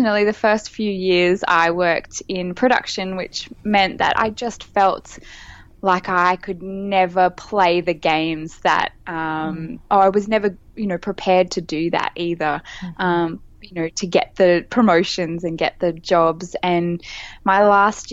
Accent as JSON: {"language": "English", "town": "Brisbane", "region": "Queensland", "country": "Australia", "tie": "born or raised there", "also_born_or_lived": "Sydney", "moved": "yes", "said": "I've just moved back to my hometown in Brisbane, Queensland, Australia"}